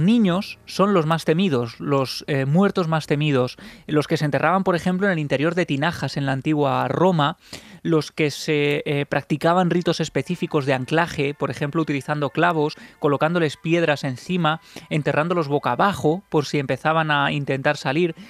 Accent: Ciudad Real, Castilla-La Mancha, Spain; yo soy de Ciudad Real

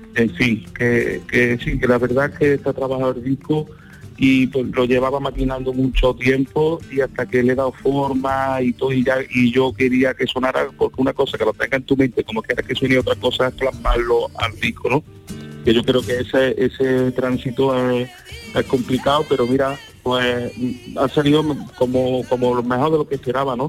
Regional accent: Córdoba, Andalusia, Spain; soy de Córdoba

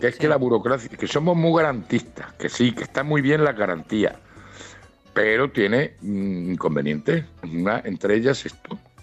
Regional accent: Ciudad Real, Castilla-La Mancha, Spain; now in Granada, Spain; yo soy manchego, yo soy de Ciudad Real, que también hace frío

